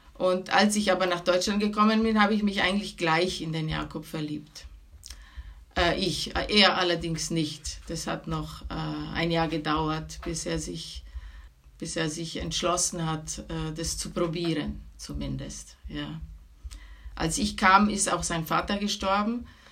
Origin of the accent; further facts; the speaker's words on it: Venice, Veneto, Italy; moved away as an adult; now in Germany; ich bin von Venedig, also wir sind